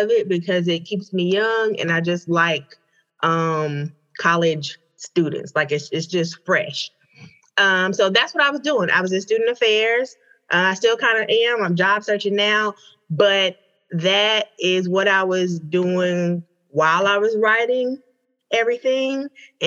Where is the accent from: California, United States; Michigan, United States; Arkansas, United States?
Arkansas, United States; Hope; moved away as an adult; now in Atlanta, United States; So I am originally from Hope, Arkansas, but I live in Atlanta, Georgia now.